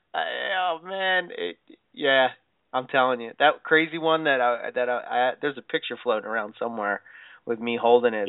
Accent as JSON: {"language": "English", "town": "Philadelphia", "region": "Pennsylvania", "country": "United States", "said": "I'm from Philly"}